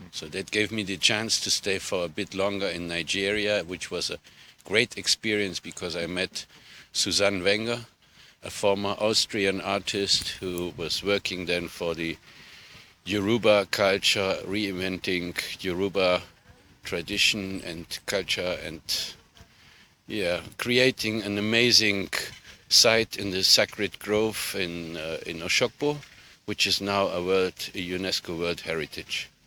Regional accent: Gambia; I come from the Gambia.

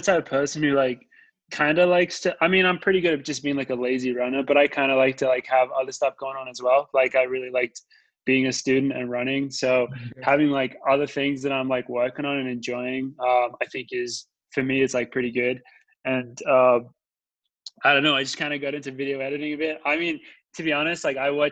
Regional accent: Australia; I'm from Australia

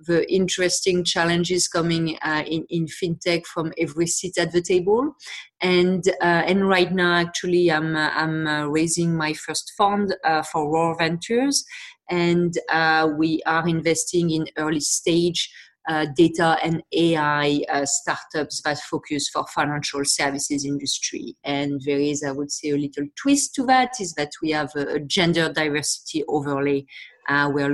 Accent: France; accent: French; English is a second language; moved away as an adult; also born or lived in Montreal, Canada; now in Toronto, Canada; as I'm sure you can hear to my accent, I'm from France originally. I moved to Canada 15 years ago. I live in Toronto.

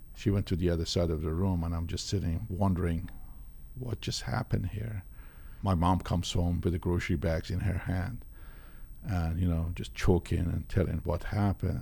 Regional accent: Tehran, Tehran Province, Iran; born or raised there; moved away

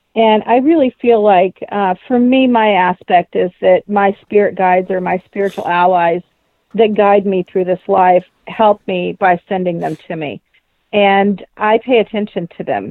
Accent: Indiana, United States; moved away as an adult; also born or lived in Massachusetts; move back to my home state of Indiana

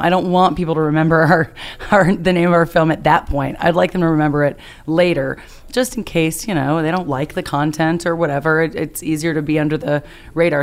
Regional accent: Bat Cave, North Carolina, United States; I'm originally from Bat Cave, North Carolina.

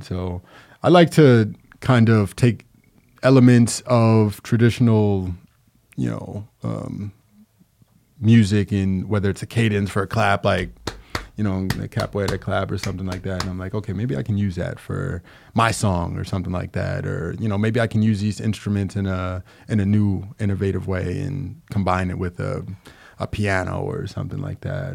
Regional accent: Long Island, New York, United States; moved away as an adult; now in Capital Region, New York, United States; I'm actually from Long Island, but I've been here since like 2011.

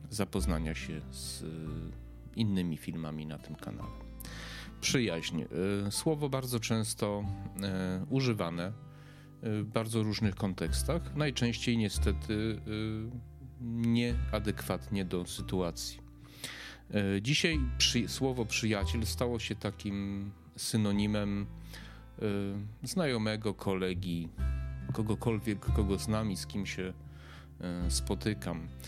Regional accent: Przemyśl, Subcarpathian Voivodeship, Poland; born there; also born or lived in Lublin / Warsaw; now in Kraków, Poland; mieszkałem w wielu miejscach, e, mieszkałem, urodziłem się w Przemyślu, mieszkałem pod Przemyślem, w Lublinie, w Warszawie, teraz mieszkam w Krakowie

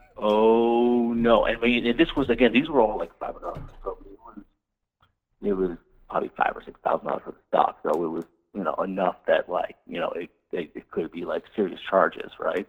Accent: Cleveland, Ohio, United States; moved away as an adult; also born or lived in West Coast / western US; I'm from the Midwest. I'm from Cleveland

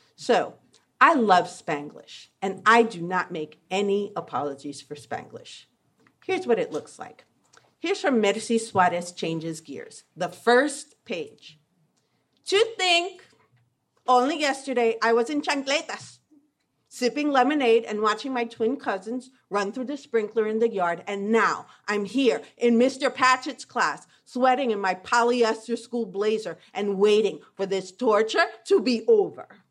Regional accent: New York, United States; I was growing up in New York in the seventies

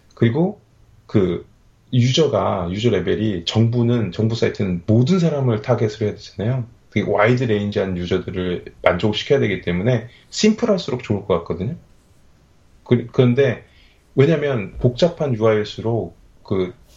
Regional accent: South Korea; moved away as an adult; now in Australia; 제가 한국에 있을 때는 어렸을 때부터 살았기 때문에

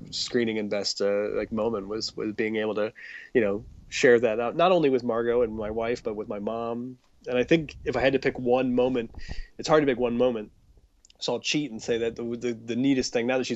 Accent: Akron, Ohio, United States; moved away; my hometown of Akron, Ohio

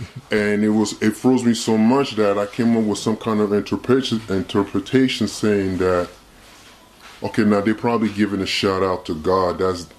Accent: Montreal, Quebec, Canada; first language French; English is a second language; I'm from Montreal. It's a French city.

